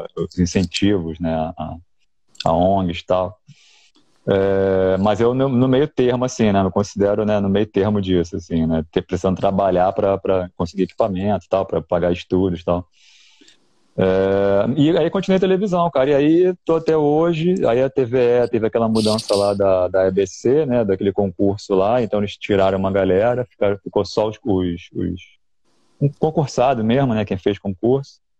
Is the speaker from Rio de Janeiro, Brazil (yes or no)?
yes; Rio de Janeiro, Brazil; Sou do Rio.